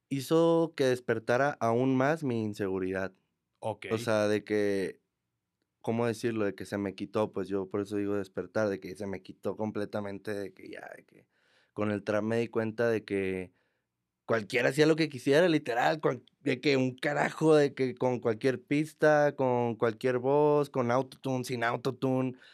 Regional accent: Monterrey, Nuevo León, Mexico; Toda mi vida.

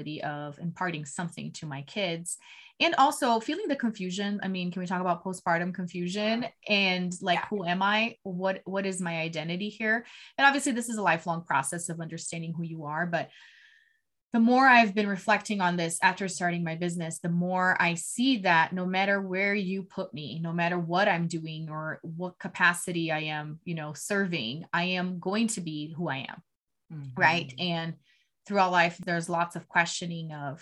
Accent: Brazil; moved away as an adult; now in United States; I'm originally from Brazil, born and raised

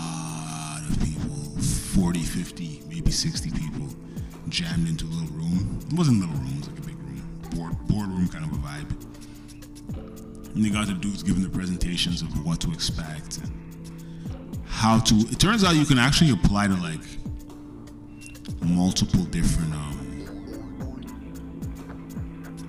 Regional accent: Canada; being Canadian

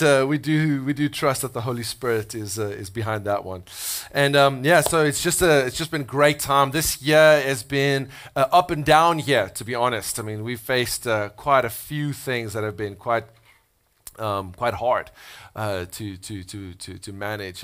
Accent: South Africa; moved away as an adult; now in United States; I'm from South Africa. Uh, I've been living in the States for almost three years.

